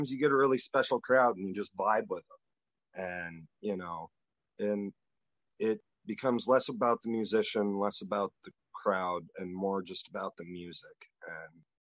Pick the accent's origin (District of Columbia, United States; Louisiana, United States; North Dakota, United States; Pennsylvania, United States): North Dakota, United States; now in Key West, United States; I'm originally from North Dakota